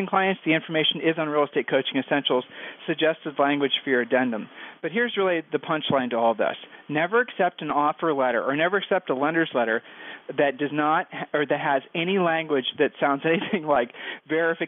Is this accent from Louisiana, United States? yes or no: no; Ohio, United States; We're from Ohio